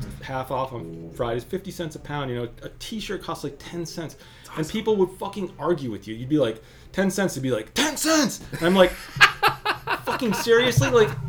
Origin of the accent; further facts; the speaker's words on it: Israel; born there; I was born in Israel. I go to Israel periodically with my parents.